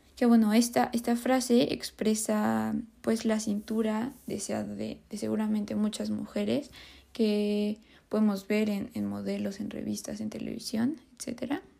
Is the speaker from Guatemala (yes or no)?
no; Mexico; nosotros como mexicanos